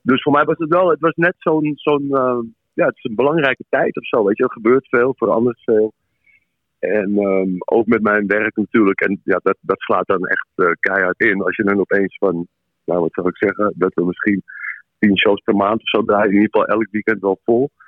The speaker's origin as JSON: {"language": "Dutch", "town": "Amsterdam", "region": "North Holland", "country": "Netherlands", "tie": "born or raised there", "said": "ik ben in Amsterdam geboren, getogen"}